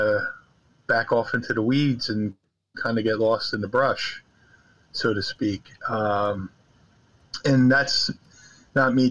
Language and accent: English; Philadelphia, Pennsylvania, United States; I'm from Philly